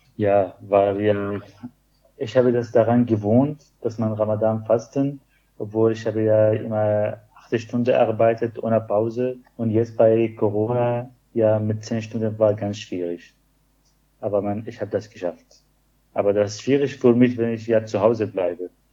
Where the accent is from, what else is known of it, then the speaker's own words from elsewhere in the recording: Syria; German is a second language; moved away as an adult; also born or lived in Greifswald; ich komme aus Syrien